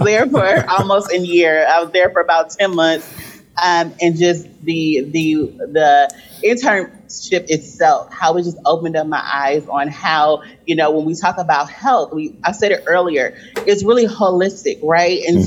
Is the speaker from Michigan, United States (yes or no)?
yes; Flint, Michigan, United States; I grew up in Flint, Michigan.